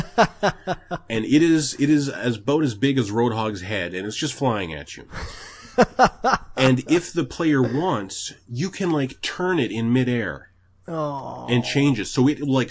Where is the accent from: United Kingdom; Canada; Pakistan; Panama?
Canada; I'm Canadian.